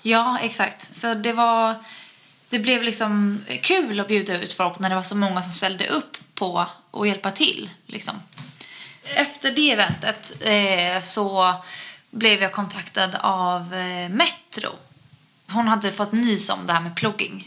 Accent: Utö, Stockholm County, Sweden; hemma på Utö

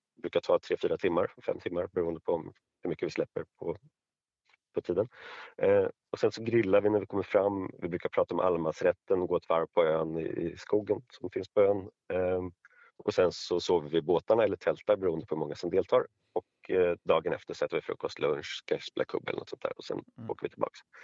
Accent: Stockholm, Stockholm County, Sweden; jag är stockholmare och bor i Stockholm

